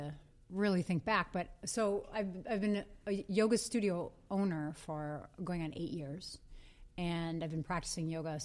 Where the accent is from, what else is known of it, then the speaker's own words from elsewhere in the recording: Green Bay, Wisconsin, United States; now in Minneapolis, United States; I grew up in Green Bay